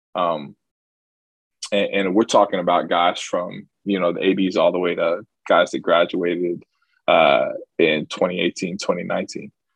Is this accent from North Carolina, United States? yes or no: yes; Charlotte, North Carolina, United States; I'm originally from Charlotte